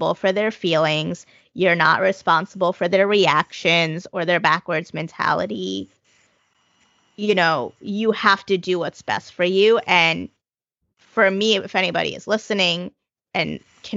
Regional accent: United States; I grew up in the United States.

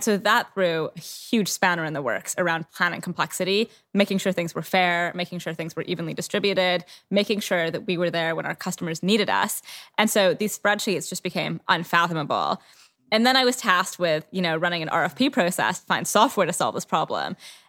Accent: Canada; now in London, United Kingdom; So I'm Canadian originally, for anyone that's curious about the accent. I've lived in London for 13 years.

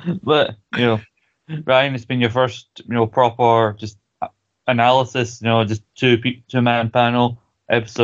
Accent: Scotland, United Kingdom; We're Scottish

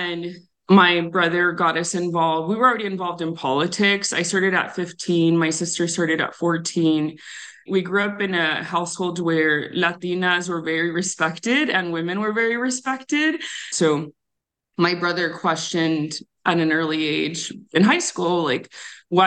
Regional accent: Tucson, Arizona, United States; I grew up on the south side of Tucson

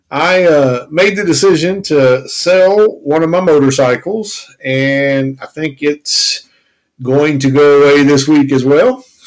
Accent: Kentucky, United States; You know, we are from Kentucky

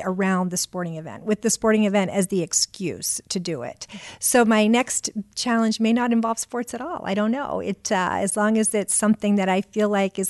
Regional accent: Indianapolis, Indiana, United States; So I came to IMS because I wanted another big challenge, and it was right here in my hometown.

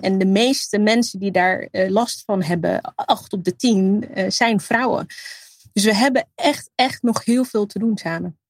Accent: Netherlands; mijn roots liggen in Libië. Eh, en het, hier opgroeien, eh, en, eh, eigenlijk daar een groot gedeelte van mijn familie hebben

